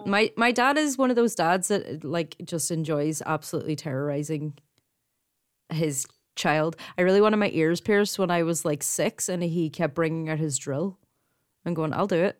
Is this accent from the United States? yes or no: no; Ireland; accent: Irish; In case you didn't pick up by my accent, I'm actually Irish Catholic, brought up that way